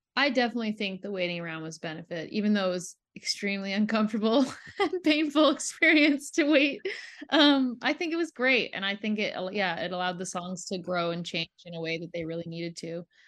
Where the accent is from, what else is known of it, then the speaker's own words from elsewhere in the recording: Ontario, Canada; also born or lived in Quebec; I grew up in Ontario